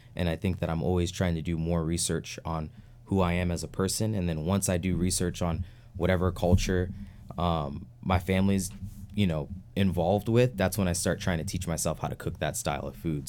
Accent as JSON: {"language": "English", "town": "New York City", "region": "New York", "country": "United States", "tie": "born or raised there", "moved": "yes", "said": "growing up in New York City and upstate New York"}